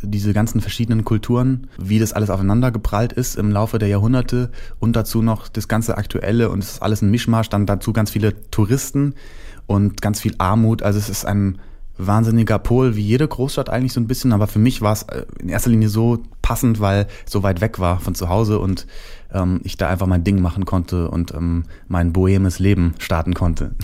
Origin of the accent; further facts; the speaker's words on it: Hesse, Germany; der kleine Junge aus Hessen, wo ich herkomme